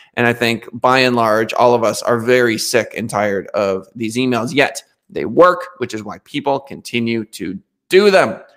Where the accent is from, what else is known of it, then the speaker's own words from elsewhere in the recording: United States; the Americans, of which I am an American